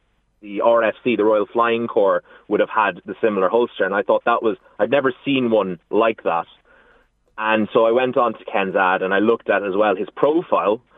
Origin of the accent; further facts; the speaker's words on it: Clonmel, Munster, Ireland; now in Meath, Ireland; I'm originally from Tipperary in Clonmel